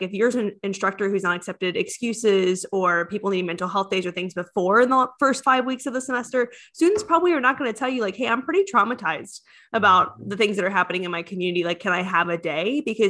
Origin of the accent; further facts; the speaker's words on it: Ohio, United States; now in Florida, United States; I grew up in Ohio. So there's no hurricanes in Ohio.